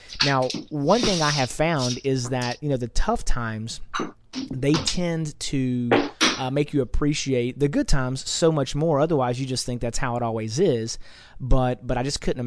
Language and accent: English; United States; as an American, I was born here in America. I've been here my whole life